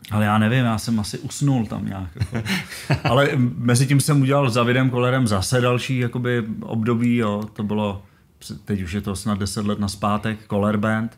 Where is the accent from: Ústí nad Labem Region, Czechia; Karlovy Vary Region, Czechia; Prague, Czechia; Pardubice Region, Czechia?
Ústí nad Labem Region, Czechia; Kadaň; já jsem z Karaně a jezdil jsem do Chomutova